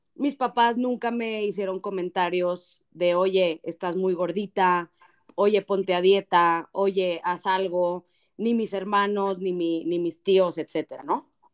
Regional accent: Torreón, Coahuila, Mexico; Torreón, de donde soy yo

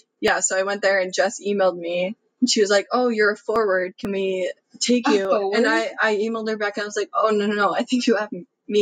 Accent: Wilbraham, Massachusetts, United States; So I'm from Wilbraham, Massachusetts. You maybe have heard of it. If you drove down the Mass Pike heading west, it is the home of Friendlies.

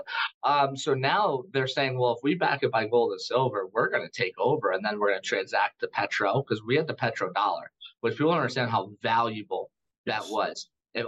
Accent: United States; I am an American

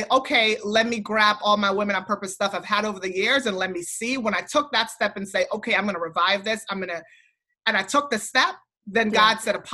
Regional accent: U.S. Virgin Islands; I was raised in St. Thomas, where there's hurricanes all the time

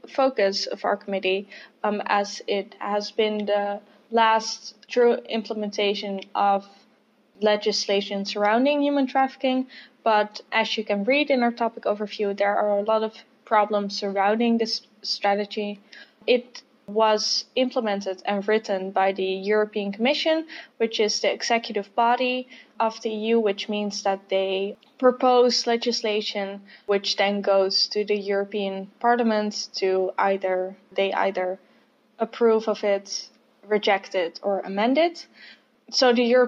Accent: Netherlands; I'm from the Netherlands, I study sociology in Amsterdam

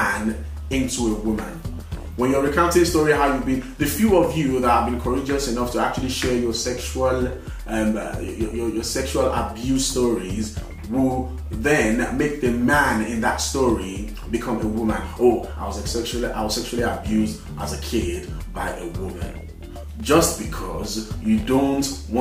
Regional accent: Nigeria; now in United Kingdom; I was born in this country, I grew up in Nigeria, and then after a while I relocated back to this country

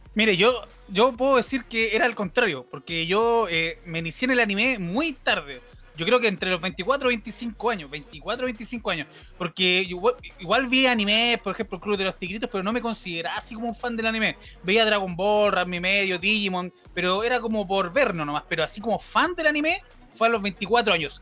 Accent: Valparaíso, Chile; soy de Valparaíso

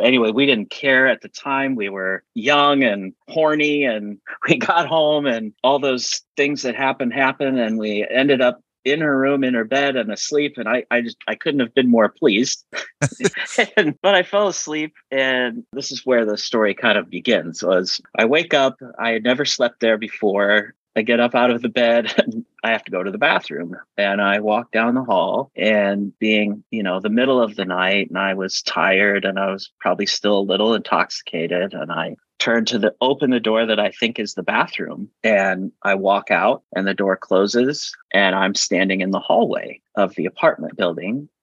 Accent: Lincoln, Nebraska, United States; I grew up in Lincoln, Nebraska

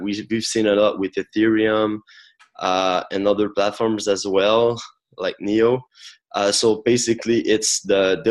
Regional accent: Quebec, Canada; I'm from Canada as well, the French part, Quebec

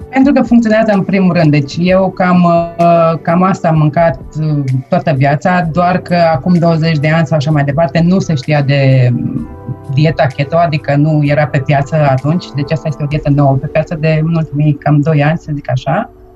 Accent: Deva, Hunedoara County, Romania; moved away as an adult; also born or lived in Australia; now in Vienna, Austria; am plecat din România la 19 ani

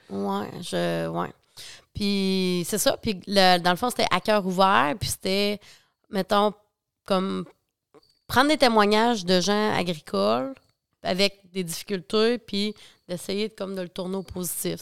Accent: La Pocatière, Quebec, Canada; je viens, euh, de la Pocatière, Bas-Saint-Laurent

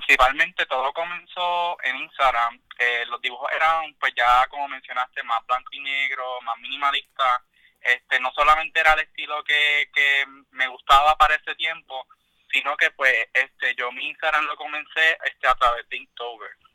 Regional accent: Yauco, Puerto Rico; soy de Yauco.

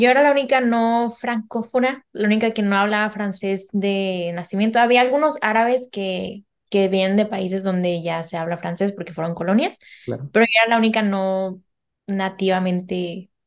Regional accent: Germany; Spanish is a second language; Ya, pero yo soy alemana.

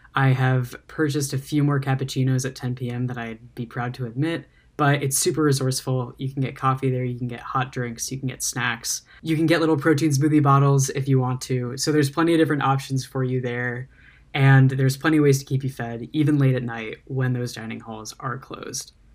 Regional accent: Westfield, New Jersey, United States; moved away as an adult; now in Ann Arbor, United States; I'm originally from Westfield, New Jersey

